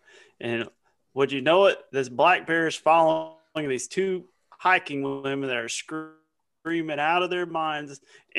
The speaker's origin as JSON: {"language": "English", "area": "Galveston County", "region": "Texas", "country": "United States", "tie": "born or raised there", "said": "Born and raised in Galveston County. Moved up to Ranger College, where I met Barry."}